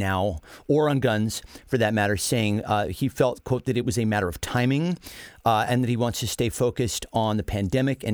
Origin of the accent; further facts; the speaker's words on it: United States; as an American